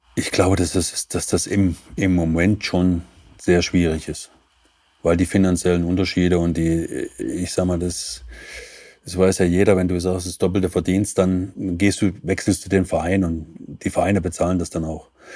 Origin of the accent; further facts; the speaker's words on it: Leipzig, Saxony, Germany; moved away as an adult; also born or lived in Torgau / Kaiserslautern / Dresden; geboren in Torgau in Sachsen, groß geworden in Leipzig